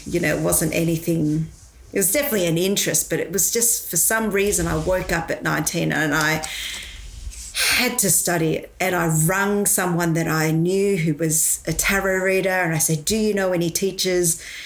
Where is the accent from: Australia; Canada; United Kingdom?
Australia; Victoria; also born or lived in Malaysia; I was born in Malaysia. And um, when I was, uh, I guess, seven years old, I moved over to Australia.